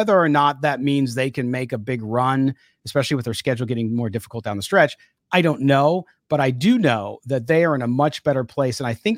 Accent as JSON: {"language": "English", "town": "San Diego", "region": "California", "country": "United States", "tie": "born or raised there", "said": "I grew up in San Diego, so I was in Southern California when all that stuff happened."}